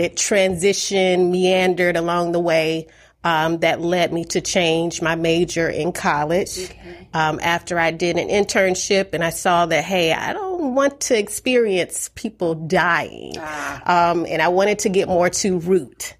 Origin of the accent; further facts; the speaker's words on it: Atlanta, Georgia, United States; also born or lived in Philadelphia, Pennsylvania; Atlanta, Georgia for most of my life